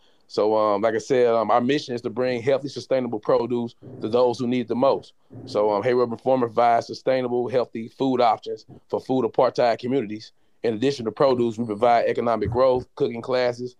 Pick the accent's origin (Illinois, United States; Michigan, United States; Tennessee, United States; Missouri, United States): Missouri, United States; St. Louis; I grew up in St. Louis